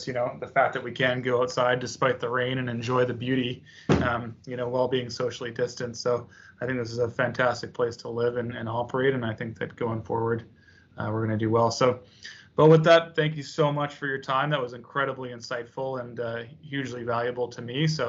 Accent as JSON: {"language": "English", "town": "Vancouver", "region": "British Columbia", "country": "Canada", "tie": "born or raised there", "said": "Born and raised in Vancouver, right in the heart of it outside of Granville Island."}